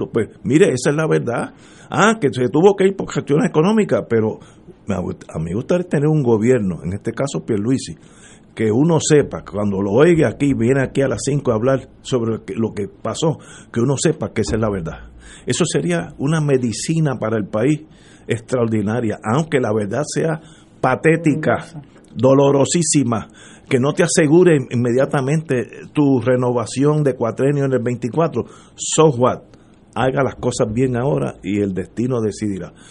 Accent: Cuba; Yo me fui de Cuba, la situación económica es pésima y yo estoy empezando la vida

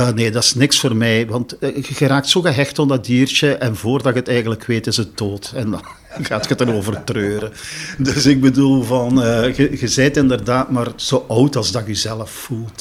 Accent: Genk, Flanders, Belgium; also born or lived in Brussels; now in Marseille, France; Ik kom van Genk. Ik bedoel, ik was al opgegroeid in een multiculturele

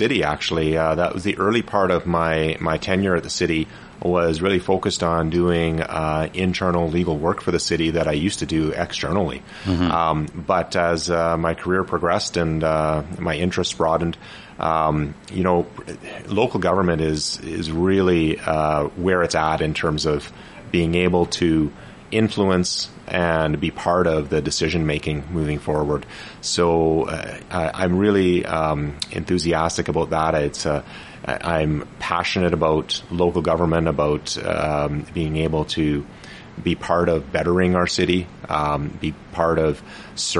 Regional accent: Fraser Lake, British Columbia, Canada; now in Prince George, Canada; I was born and raised in Fraser Lake area

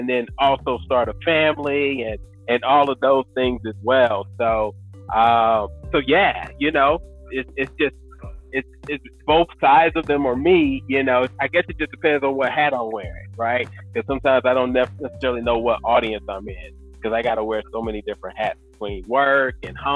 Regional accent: North Carolina, United States; moved away as an adult; also born or lived in Colorado; from North Carolina

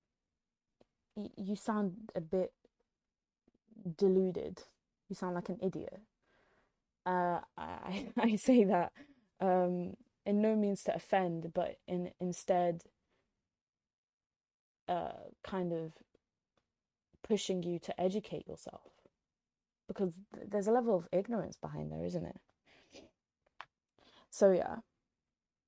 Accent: United Kingdom; also born or lived in Egypt (ancestry); we're British

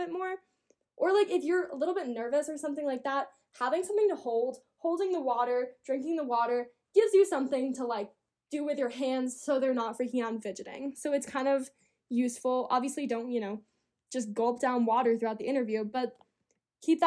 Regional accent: Colorado, United States; I'm from Colorado. I'm from the mountains

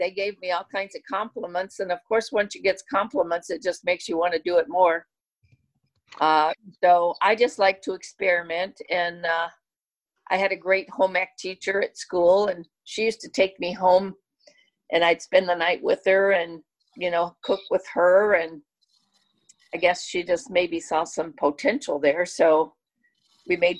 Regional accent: Kentucky, United States; When I was growing up in Kentucky and mom and dad lived on the farm

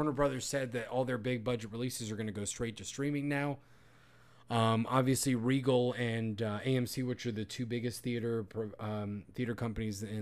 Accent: Puerto Rico; I'm I'm from that area, Puerto Rico.

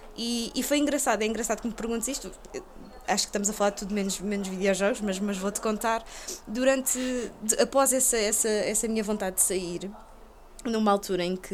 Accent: Lisbon, Portugal; eu sou de Chelas, eu, eu nasci e cresci em Chelas

